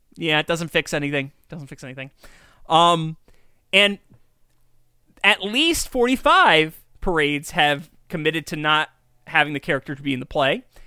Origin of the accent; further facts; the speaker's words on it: Kingston, New York, United States; we're from Kingston.